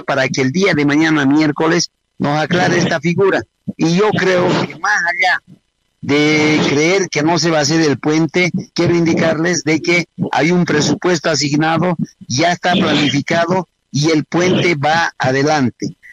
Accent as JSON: {"language": "Spanish", "region": "Beni", "country": "Bolivia", "said": "Yo soy del Beni"}